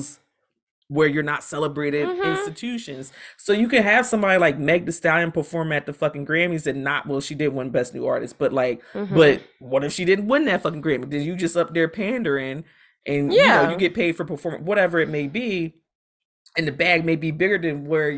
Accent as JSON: {"language": "English", "country": "United States", "tie": "born or raised there", "said": "I grew up in America"}